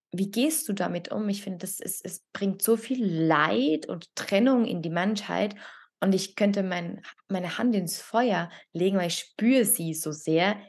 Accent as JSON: {"language": "German", "country": "Italy", "moved": "yes", "lives_now": "Switzerland", "said": "ich als Italienerin"}